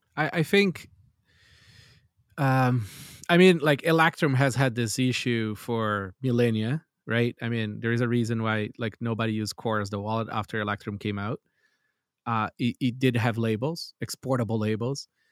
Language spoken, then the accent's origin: English; Brazil; I grew up in Brazil